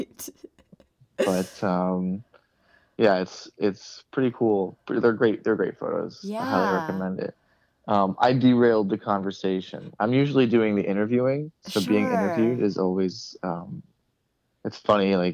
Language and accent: English; Florida, United States; I'm from Florida.